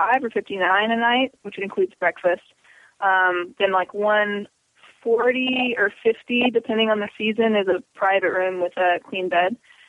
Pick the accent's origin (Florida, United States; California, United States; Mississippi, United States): Mississippi, United States; Tupelo; Tupelo, which is about an hour from Oxford.